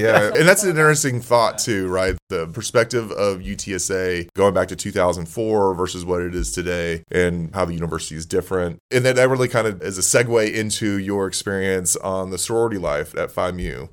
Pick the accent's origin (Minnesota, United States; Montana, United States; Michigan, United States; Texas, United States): Texas, United States; Corpus Christi; moved away; also born or lived in Houston, Texas; I grew up in Corpus Christi, a little bit bigger than Beeville.